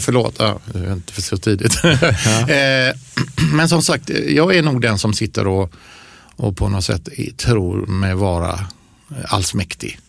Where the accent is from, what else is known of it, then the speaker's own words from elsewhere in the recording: Ucklum, Västra Götaland, Sweden; moved away; jag växte upp i Ucklum.